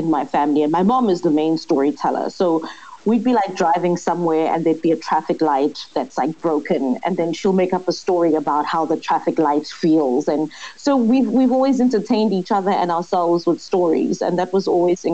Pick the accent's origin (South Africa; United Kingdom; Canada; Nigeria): South Africa; Soweto, Gauteng; also born or lived in Hout Bay, Cape Town; now in Cape Town, South Africa; I was born and raised in Soweto, and now I live in a place that should be called a retirement village in Cape